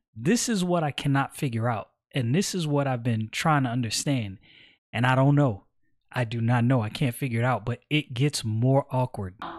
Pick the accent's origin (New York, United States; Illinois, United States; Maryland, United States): New York, United States; Brooklyn; moved away as an adult; I'm from Brooklyn, born and raised